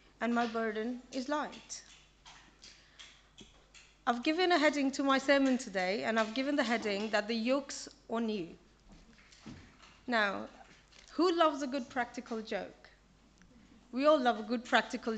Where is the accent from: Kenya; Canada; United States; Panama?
Kenya; moved away; I was born in Kenya, and my family is still there.